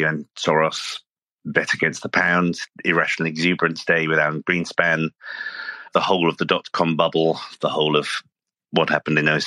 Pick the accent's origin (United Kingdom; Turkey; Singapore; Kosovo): United Kingdom; now in United States; I'm actually these days an American citizen, but as you can probably hear, I'm a native from Britain.